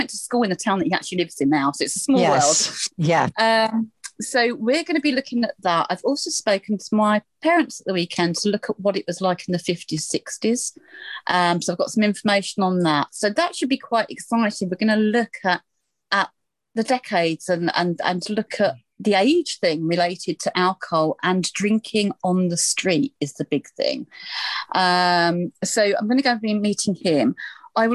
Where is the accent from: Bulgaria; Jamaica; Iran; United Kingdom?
United Kingdom; Essex, East of England; moved away; I'm from Essex. And so he's an Essex boy, I'm an Essex girl.